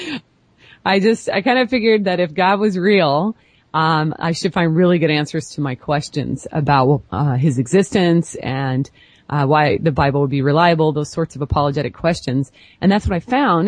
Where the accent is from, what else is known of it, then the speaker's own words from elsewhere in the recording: Portland, Oregon, United States; I'm from the Portland, Oregon area